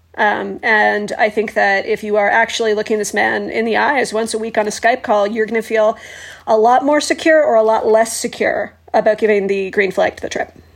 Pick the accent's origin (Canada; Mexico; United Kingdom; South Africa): Canada; we're Canadian